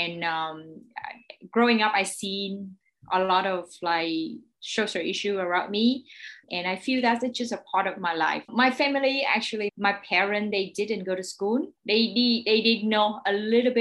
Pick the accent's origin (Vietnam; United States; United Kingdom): Vietnam; Ho Chi Minh City; I was born here in Saigon, in District 10